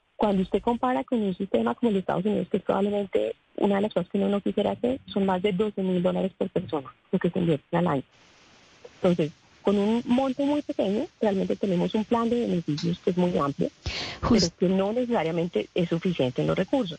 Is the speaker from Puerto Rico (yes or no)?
no; Colombia